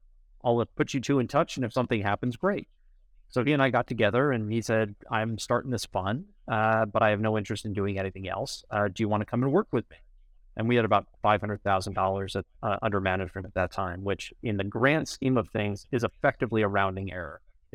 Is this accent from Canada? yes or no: no; New York, United States; So I grew up in New York on the North Shore of Long Island, and I escaped without the accent